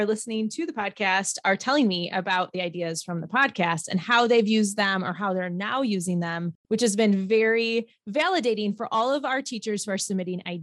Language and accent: English; Midwest, United States; we are from the Midwest